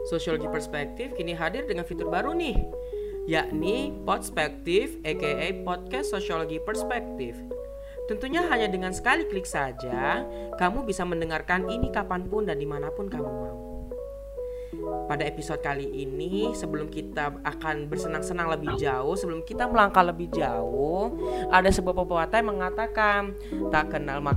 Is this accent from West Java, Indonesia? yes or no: no; Batam, Riau Islands, Indonesia; Aku dari Batam, teman-teman aku dari Batam, Kepulauan Riau.